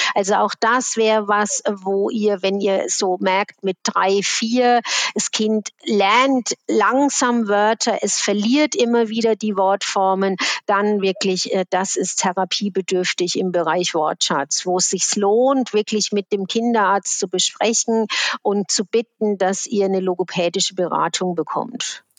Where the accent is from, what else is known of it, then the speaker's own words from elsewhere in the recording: Switzerland; bei uns in der Schweiz